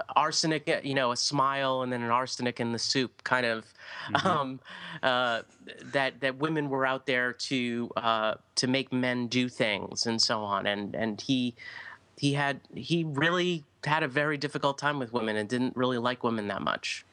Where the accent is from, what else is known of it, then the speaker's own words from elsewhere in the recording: United States; speaking as an American here, but we don't sit and read books